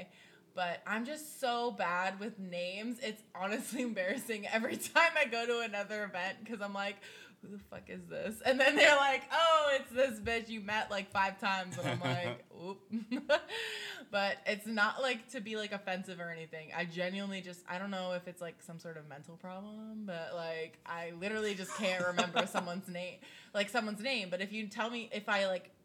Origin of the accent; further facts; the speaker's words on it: New England, United States; now in Orlando, United States; I'm from New England.